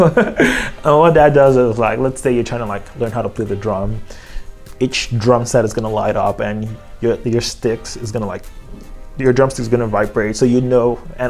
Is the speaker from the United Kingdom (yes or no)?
no; Lagos, Nigeria; I'm from Nigeria